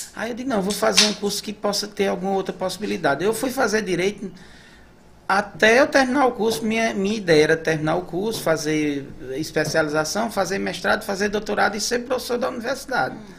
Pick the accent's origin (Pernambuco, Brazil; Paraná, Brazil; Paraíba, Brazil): Paraíba, Brazil; Patos; moved away as an adult; also born or lived in São Paulo / Maranhão; now in Santa Inês, Brazil; eu sou de Patos, nasci em Patos, na Paraíba, mas novinho, a gente foi, eu fui para São Paulo